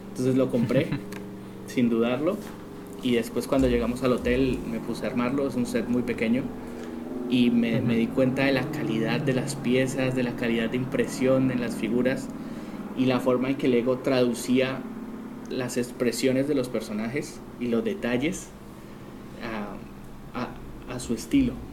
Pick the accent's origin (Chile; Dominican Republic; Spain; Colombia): Colombia; now in Argentina; bueno, soy colombiano, como dijiste, y vivo en Argentina